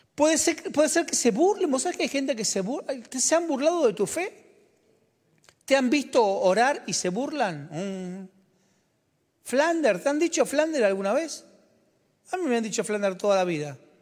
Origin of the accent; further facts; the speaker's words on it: Argentina; como argentino, yo, en el 2001 nacieron mis trillizos